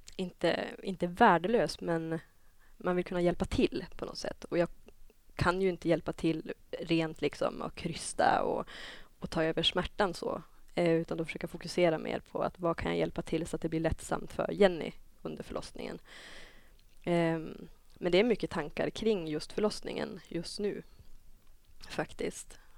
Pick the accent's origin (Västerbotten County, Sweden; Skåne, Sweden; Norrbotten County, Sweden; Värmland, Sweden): Västerbotten County, Sweden; Dorotea; now in Umeå, Sweden; kommer egentligen från Dorotea, ett samhälle som ligger 20 mil inåt landet från Umeå